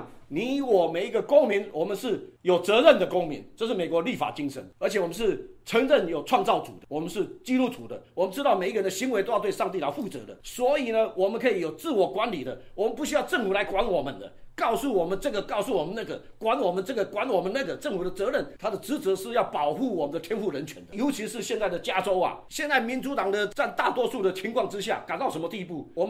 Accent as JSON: {"language": "Chinese", "country": "Taiwan", "tie": "born or raised there", "said": "以前我们小时候只能玩水枪啊。我们台湾长大只能玩水枪哎"}